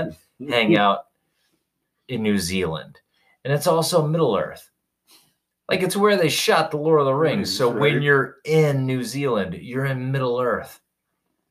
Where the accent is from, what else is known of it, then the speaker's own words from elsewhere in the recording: Louisiana, United States; Louisiana, my home state